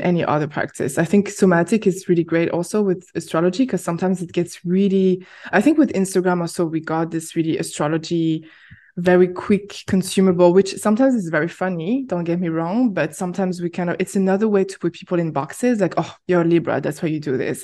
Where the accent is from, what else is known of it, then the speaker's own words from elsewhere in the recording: France; moved away as an adult; now in Berlin, Germany; I went back to France, which is my home country